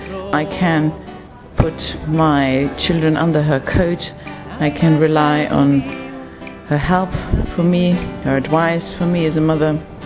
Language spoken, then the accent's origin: English; Austria; I'm from Austria.